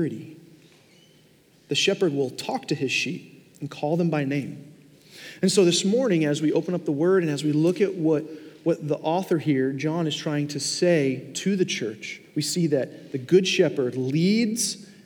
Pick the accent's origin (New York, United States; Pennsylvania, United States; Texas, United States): New York, United States; Long Island; now in Fort Myers, United States; I grew up in New York. Now, I didn't grow up in Manhattan, like in the core of the city, but we lived on Long Island